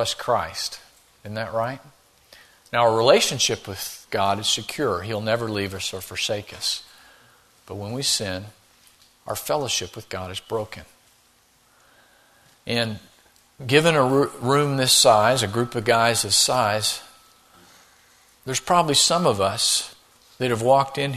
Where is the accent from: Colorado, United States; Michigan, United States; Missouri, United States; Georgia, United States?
Missouri, United States; I grew up in Missouri